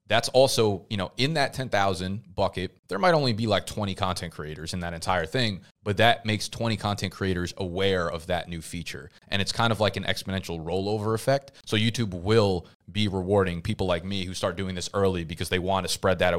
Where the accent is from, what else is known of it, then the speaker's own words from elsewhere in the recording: United States; people would identify me as an American